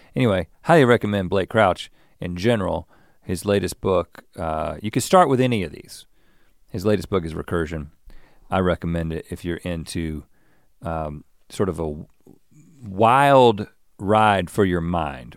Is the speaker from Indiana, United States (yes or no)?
no; North Carolina, United States; now in California, United States; growing up in North Carolina